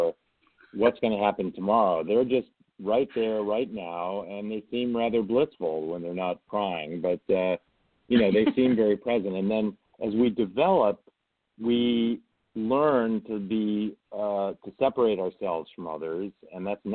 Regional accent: outside of Chicago, Illinois, United States; now in Stanford, United States; I grew up outside of Chicago

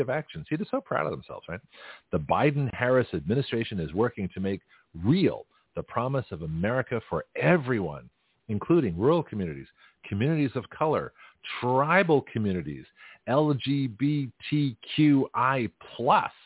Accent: Canada; now in Milton, United States; As a Canadian

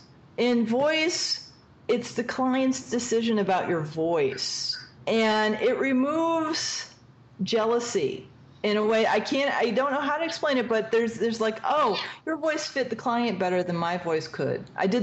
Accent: East Coast, United States; I want to do, like, a snarky character because I am from the East Coast and we're very snarky.

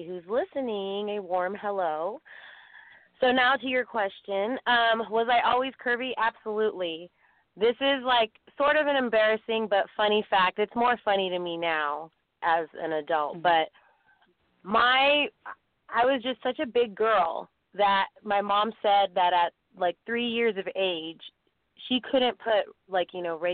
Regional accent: San Francisco Bay Area, California, United States; I'm from the San Francisco Bay Area

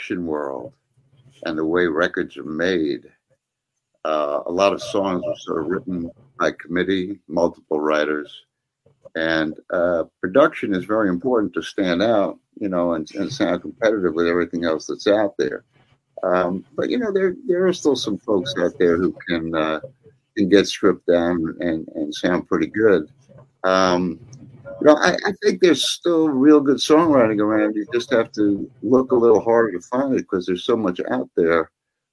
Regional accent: New York, United States; I grew up in New York

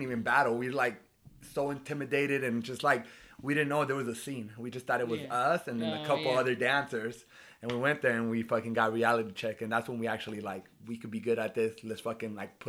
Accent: Oceanside, California, United States; I'm from Oceanside. I used to be a little punk kid

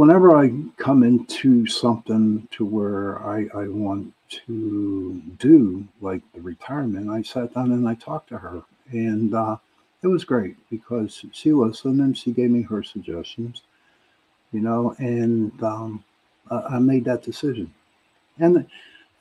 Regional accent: Pittsburgh, Pennsylvania, United States; I'm from Pittsburgh

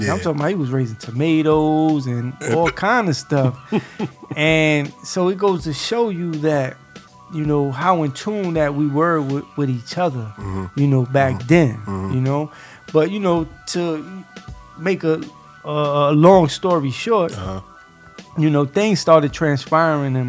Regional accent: New York City, New York, United States; I grew up in Brownsville, Brooklyn

